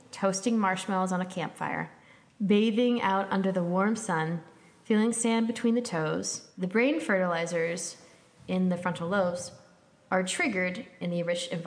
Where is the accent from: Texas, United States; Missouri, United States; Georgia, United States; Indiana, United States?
Missouri, United States; St. Louis; born there; I was born in St. Louis, Missouri, but I've don't remember ever being in Branson.